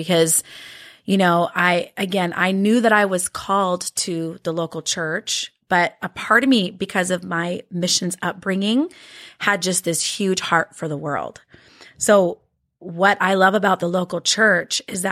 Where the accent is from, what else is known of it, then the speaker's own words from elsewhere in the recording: Washington, United States; first language Norwegian; English is a second language; moved away; also born or lived in Norway / Arizona; we moved back to the States and my parents took a pastorate up in Washington State. And so then I grew up most of my primary